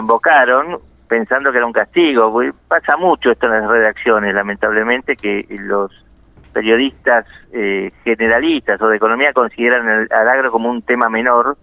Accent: La Plata, Buenos Aires Province, Argentina; Soy nacido en La Plata

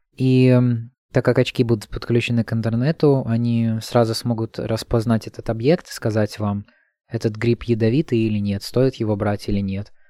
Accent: Latvia; подросток из Латвии

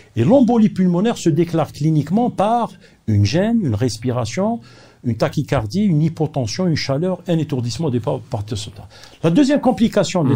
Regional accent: Algeria; Nous sommes parmi les pays peut-être les plus riches de l'Afrique

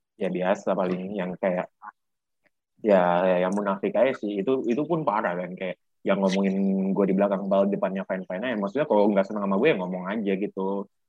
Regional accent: Jakarta, Indonesia; lahir di Jakarta, tepatnya tanggal dua puluh sembilan November pada tahun dua ribu dua

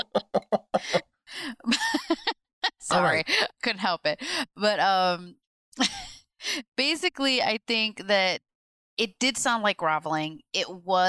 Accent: Midwest, United States; I'm from the Midwest and we have no accent

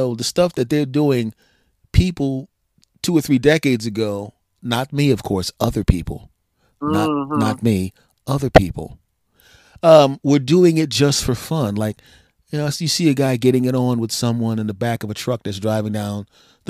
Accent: Pennsylvania, United States; my home state of Pennsylvania

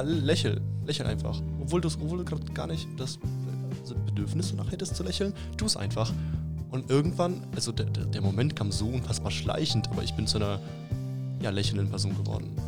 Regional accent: Upper Franconia, Bavaria, Germany; wir kommen alle aus Oberfranken

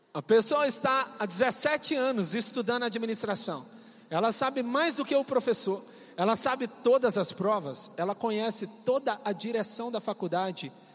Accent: Coronel Fabriciano, Minas Gerais, Brazil; moved away as an adult; also born or lived in Paudalho, Pernambuco / João Pessoa, Paraíba; Coronel Fabriciano. É uma megalópole, uma cidade gigantesca, onde eu nasci. Essa cidade tem a testemunha da existência dela, que sou eu. Então estou te avisando, ela existe. Nessa cidade foi o lugar onde eu vivi a minha infância

